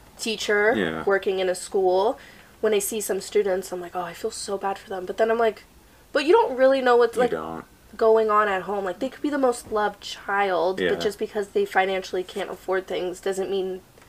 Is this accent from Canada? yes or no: yes; Nova Scotia, Canada; born there; Because I was born in Nova Scotia.